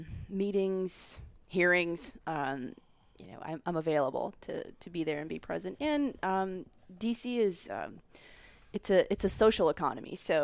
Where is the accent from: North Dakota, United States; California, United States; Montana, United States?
Montana, United States; So I spend a lot of time still in my home state of Montana getting outside as much as I can